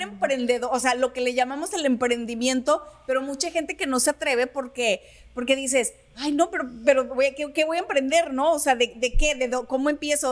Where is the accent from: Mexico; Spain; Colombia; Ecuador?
Mexico; Sinaloa; como buena sinaloense